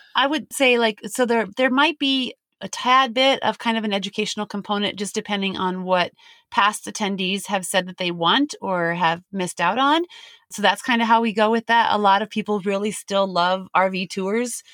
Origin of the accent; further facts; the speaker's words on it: Denver, Colorado, United States; moved away as an adult; We're from Denver, basically. We've raised our kids and family in Denver, Colorado